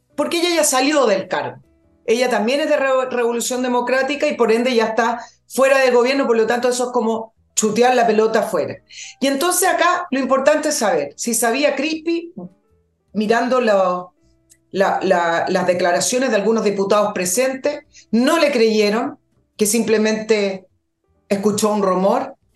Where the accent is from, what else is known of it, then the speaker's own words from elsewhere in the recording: Chile; somos los chilenos